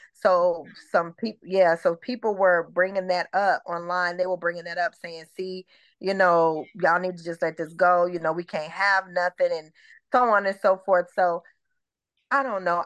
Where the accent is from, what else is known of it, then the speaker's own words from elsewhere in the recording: Detroit, Michigan, United States; also born or lived in Atlanta metro area, Georgia; now in Atlanta, United States; I'm originally from Michigan. I'm originally from Detroit